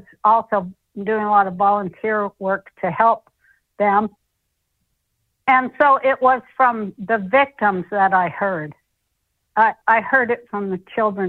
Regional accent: Utah, United States; moved away as an adult; also born or lived in Denver, Colorado / Hollywood, California; I grew up in Utah and started comedy in Colorado, in Denver

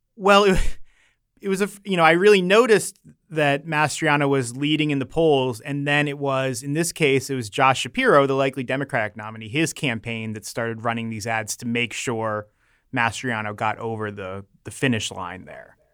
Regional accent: Maryland, United States; I'm from Maryland

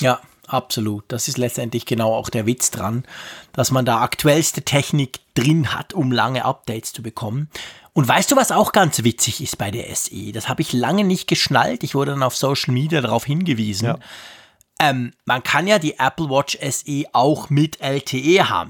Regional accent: Switzerland; ich als Schweizer in den Bergen

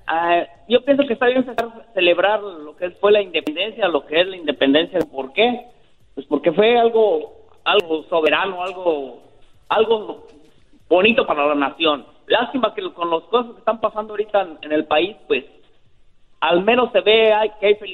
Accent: Mexico; yo soy mexicano, yo no vivo aquí en Estados Unidos

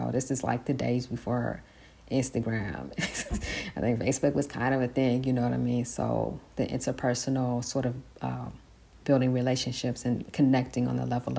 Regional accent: San Francisco, California, United States; I grew up in San Francisco

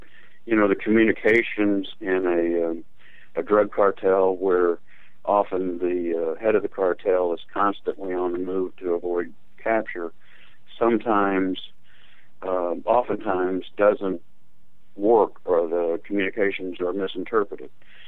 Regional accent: Miami, Florida, United States; I grew up in Miami

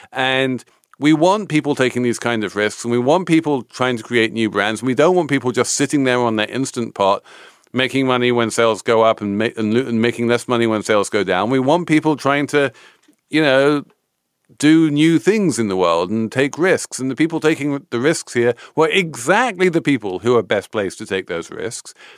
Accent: England, United Kingdom; As an English person

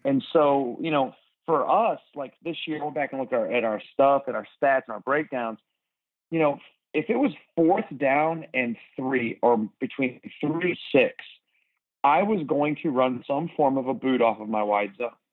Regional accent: Philadelphia, Pennsylvania, United States; now in Texas, United States; I grew up in Philadelphia

